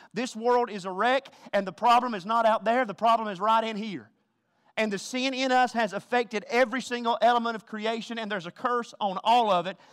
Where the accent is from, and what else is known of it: the South, United States; accent: Southern